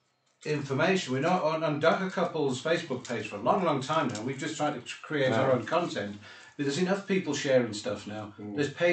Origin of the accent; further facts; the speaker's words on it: England, United Kingdom; now in South Africa; I'm a visitor, bro. I'm from England for... I'm only here 25 years or whatever, 26 years.